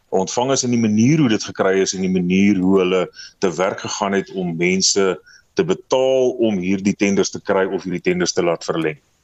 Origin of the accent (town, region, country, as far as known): South Africa